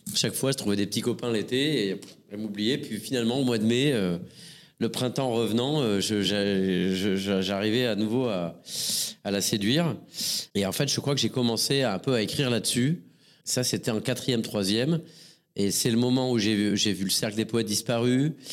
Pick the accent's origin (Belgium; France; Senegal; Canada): France; Montpellier, Occitania; je suis né une première fois euh, à Montpellier euh, le 16 avril 1974